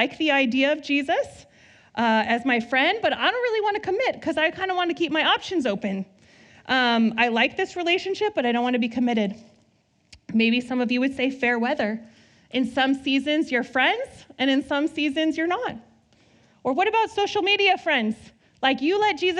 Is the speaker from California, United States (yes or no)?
yes; Southern California, United States; now in Northern California, United States; I grew up in SoCal